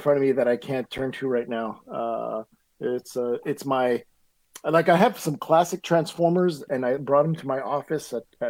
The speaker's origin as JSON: {"language": "English", "region": "Quebec", "country": "Canada", "tie": "born or raised there", "said": "I grew up in Quebec"}